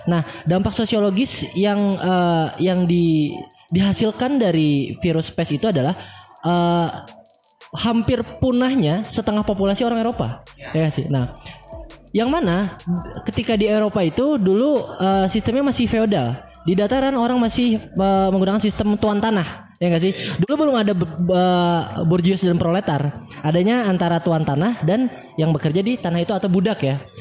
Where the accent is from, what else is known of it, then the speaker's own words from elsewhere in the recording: Kalimantan, Indonesia; ketika kita menyesuaikan diri dengan iklim di Bandung. Saya orang Kalimantan kan. Saya flu dulu itu.